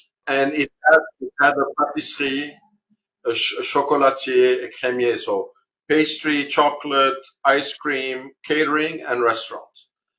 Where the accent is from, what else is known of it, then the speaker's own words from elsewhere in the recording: Beirut, Beirut Governorate, Lebanon; moved away; I grew up in Beirut. I actually grew up on the street on which the civil war broke out, which was known as Kantari Street. So I lived right across from the Holiday Inn.